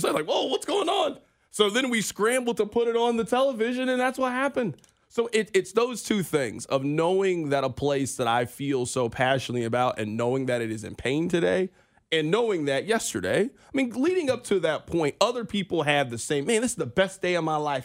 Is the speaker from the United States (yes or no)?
yes; Kansas City, Missouri, United States; we are from Kansas City